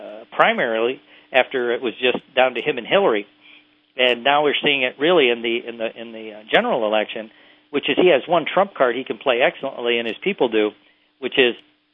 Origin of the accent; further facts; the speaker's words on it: Indiana, United States; also born or lived in Mississippi / Tennessee; I spent a lot of my time in Mississippi and parts of Tennessee, and where I was raised mostly in Indiana.